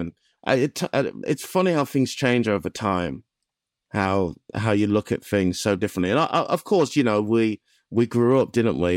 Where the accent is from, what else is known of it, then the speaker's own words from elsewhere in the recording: Black Country, West Midlands, United Kingdom; I'm from the Black Country